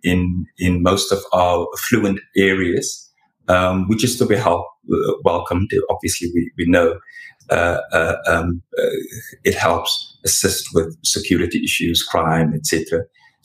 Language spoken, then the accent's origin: English; Paarl, Western Cape, South Africa; moved away as an adult; now in Cape Town, South Africa; I was born and bred in Paarl